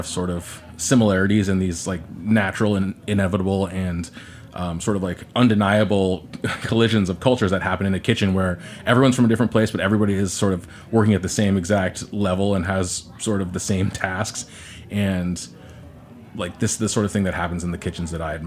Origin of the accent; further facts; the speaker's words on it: Orange County, Southern California, United States; I'm from Southern California, from Orange County